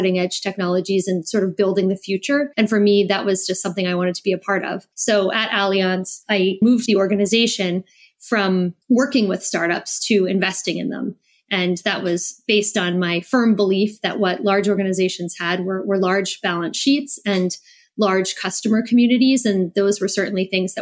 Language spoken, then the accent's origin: English; New Jersey, United States; moved away as an adult; also born or lived in New York / Iowa City, Iowa / Germany; now in France; I grew up in New Jersey. I'm American.